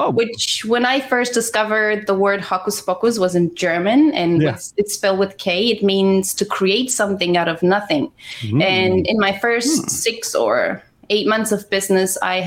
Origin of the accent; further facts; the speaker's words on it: Romania; moved away; I was born in Romania. I was born in Romania